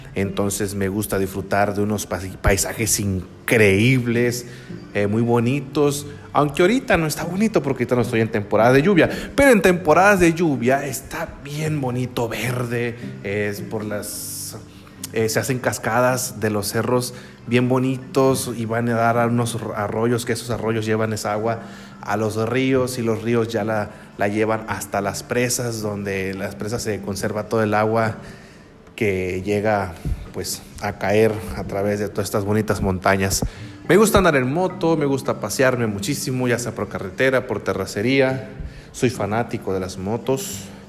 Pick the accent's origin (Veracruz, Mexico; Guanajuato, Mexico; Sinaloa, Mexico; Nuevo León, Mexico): Sinaloa, Mexico; San Blas; also born or lived in El Fuerte, Sinaloa; soy originario de Sinaloa, aquí de la República Mexicana. Soy mexicano, nací en San Blas, un bonito pueblito que pertenece al municipio de El Fuerte, que está en el estado de Sinaloa